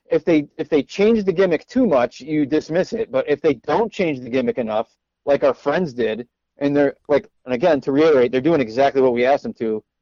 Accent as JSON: {"language": "English", "town": "Syracuse", "region": "New York", "country": "United States", "tie": "born or raised there", "moved": "yes", "said": "Yeah, because I lived in Syracuse. I grew up in Syracuse, and then I was living there for a short while in 2007 or 8."}